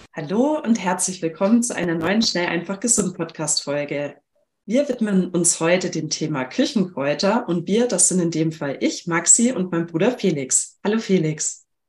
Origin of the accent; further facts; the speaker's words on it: Germany; bei uns in Deutschland